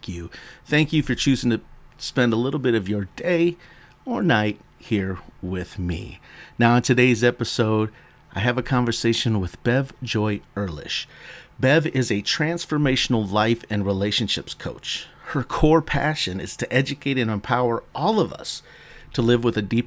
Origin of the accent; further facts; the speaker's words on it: United States; accent: American; my poor American accent